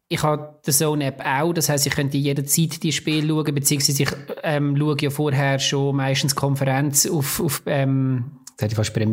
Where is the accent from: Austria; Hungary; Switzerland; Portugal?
Switzerland; äh, ein bisschen klischemässig als Schweizer Dings.